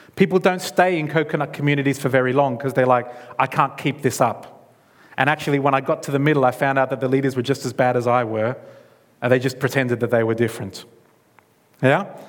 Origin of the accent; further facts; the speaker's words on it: Australia; moved away; I'm from Australia. All of my, my blood family is in that country.